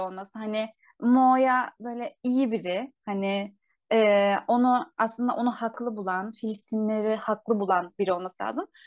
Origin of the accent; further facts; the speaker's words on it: Turkey; bizim Türkiye'de